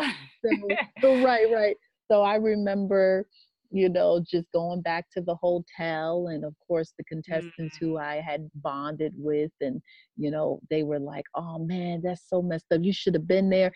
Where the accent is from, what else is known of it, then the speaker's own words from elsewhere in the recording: New York, United States; also born or lived in Boston; I'm a New Yorker